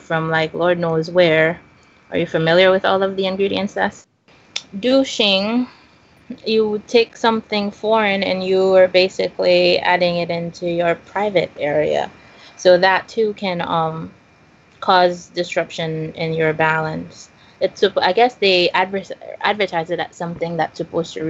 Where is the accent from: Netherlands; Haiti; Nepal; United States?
Haiti; moved away; Growing up in Haiti, my mom always took me on her vaccination campaigns